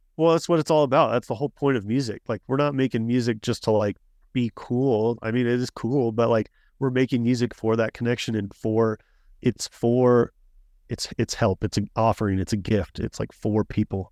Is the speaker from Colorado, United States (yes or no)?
yes; Colorado, United States; I grew up in Colorado